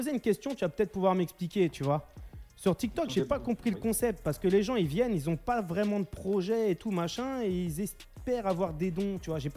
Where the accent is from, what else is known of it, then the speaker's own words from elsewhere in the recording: Lyon, Auvergne-Rhône-Alpes, France; Moi, je suis de Lyon.